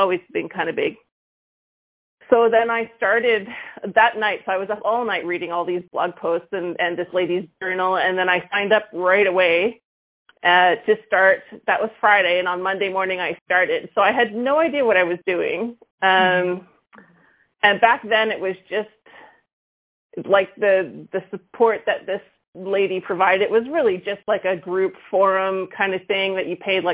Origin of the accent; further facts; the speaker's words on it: Vancouver, British Columbia, Canada; now in Quebec, Canada; I'm from Vancouver, but landed in Quebec